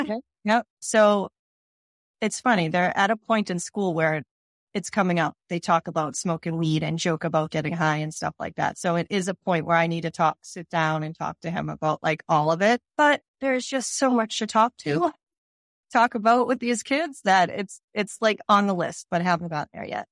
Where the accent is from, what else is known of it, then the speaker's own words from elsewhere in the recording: Cambridge, Massachusetts, United States; moved away as an adult; Cambridge, and I've grown up here, and I lived in other places and came back